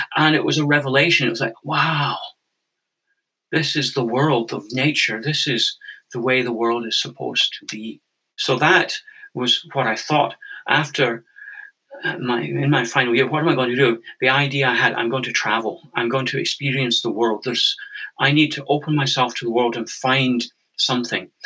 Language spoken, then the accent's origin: English; Scotland, United Kingdom; moved away as an adult; also born or lived in Canada; now in Findhorn, United Kingdom; I'm Scottish originally. I grew up in a sort of very normal, conventional family